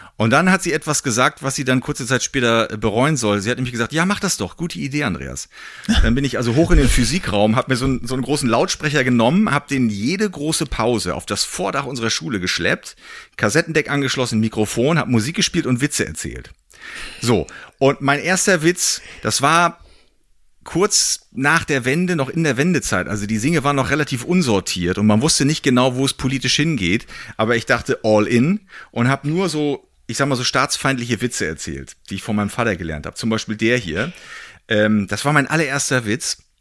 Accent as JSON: {"language": "German", "region": "East Germany", "country": "Germany", "tie": "born or raised there", "said": "ich bin ja im, im Osten geboren worden, habe die DDR noch ein bisschen miterlebt"}